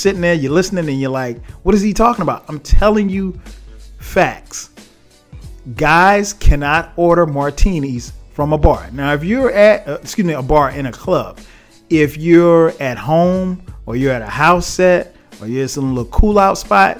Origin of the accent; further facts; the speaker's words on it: South Carolina, United States; I'm from South Carolina.